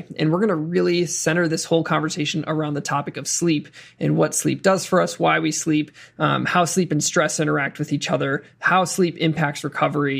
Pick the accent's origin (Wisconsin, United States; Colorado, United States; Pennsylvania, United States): Wisconsin, United States; I'm from Wisconsin, did my undergraduate at the University of Wisconsin